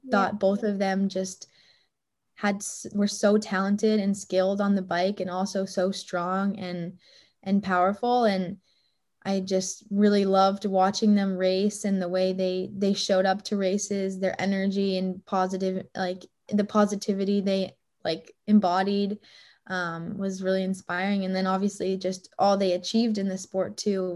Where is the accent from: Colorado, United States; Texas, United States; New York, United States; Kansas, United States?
Colorado, United States; Boulder; back in my hometown in Boulder, Colorado